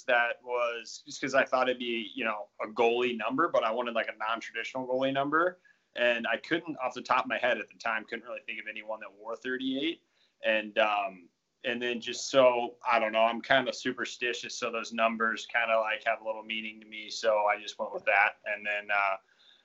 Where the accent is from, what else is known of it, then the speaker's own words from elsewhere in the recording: St. Louis, Missouri, United States; growing up in St. Louis